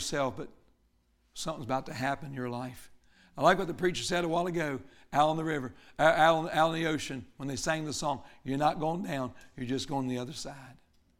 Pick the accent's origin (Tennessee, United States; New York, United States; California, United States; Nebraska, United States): Tennessee, United States; Murfreesboro; And I guess I came all the way from Murfreesboro, Tennessee to tell you this.